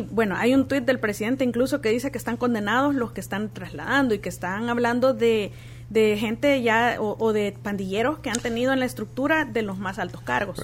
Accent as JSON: {"language": "Spanish", "country": "El Salvador", "said": "nosotros como salvadoreños"}